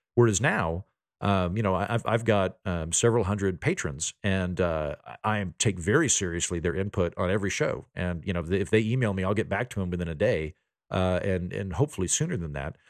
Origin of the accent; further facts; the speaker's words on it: Oklahoma, United States; moved away; also born or lived in Washington, D.C.; I'm from Oklahoma, my dad's a judge, but the rest of my family's farmers